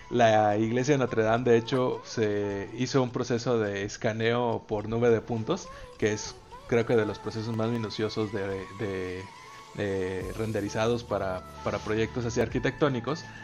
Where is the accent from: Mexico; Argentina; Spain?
Mexico; ahí como buen mexicano photoshopearte de aquí en la iglesia